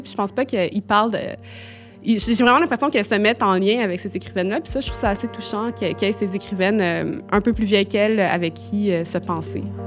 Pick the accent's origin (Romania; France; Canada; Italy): Canada; Quebec; je venais du Québec